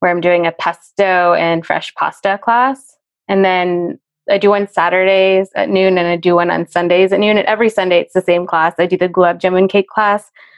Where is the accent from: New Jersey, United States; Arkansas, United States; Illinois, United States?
New Jersey, United States; I grew up in a very, very Italian town of like area of New Jersey